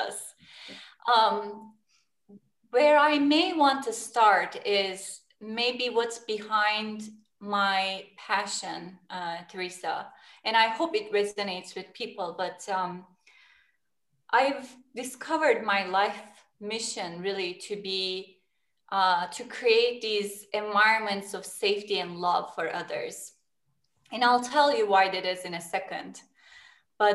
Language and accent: English; Turkey; I was born in Turkey, and Turkey is a location, geography is between West and East too